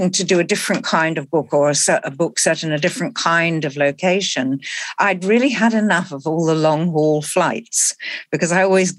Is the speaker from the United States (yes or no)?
no; Malaysia; moved away; I was born in Malaysia and lived there as a child.